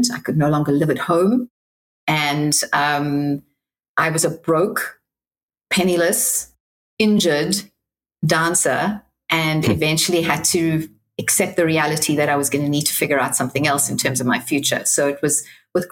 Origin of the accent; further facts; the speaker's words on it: Cape Town, Western Cape, South Africa; now in Manhattan Beach, United States; I'm originally from Cape Town, South Africa.